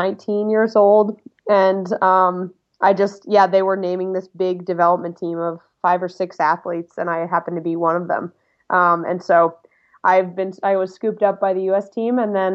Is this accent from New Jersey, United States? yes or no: no; Vermont, United States; Well, I grew up in Vermont as an alpine ski racer and runner.